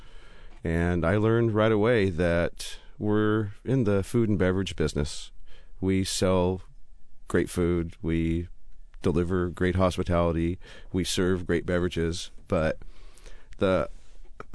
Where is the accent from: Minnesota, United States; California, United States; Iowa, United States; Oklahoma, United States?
California, United States; Southern; moved away as an adult; also born or lived in Coeur d'Alene, Idaho / Kuala Lumpur, Malaysia / London, United Kingdom; now in Spokane, United States; I'm originally from Southern California. I'm a California boy